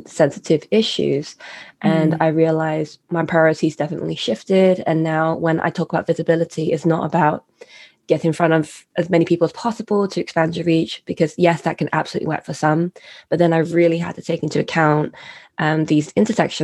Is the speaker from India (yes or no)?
no; United Kingdom; I am a British-born citizen